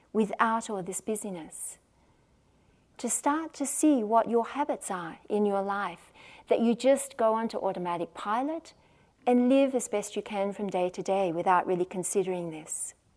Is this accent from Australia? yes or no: yes; Australia; accent: Australian; I'm the one from Australia, as you can probably tell from my accent